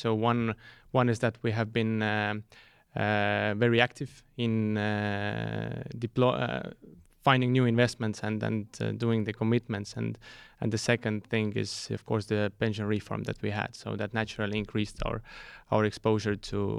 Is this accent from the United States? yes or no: no; Estonia; funny enough, I was a guy from Estonia analyzing Middle Eastern equities.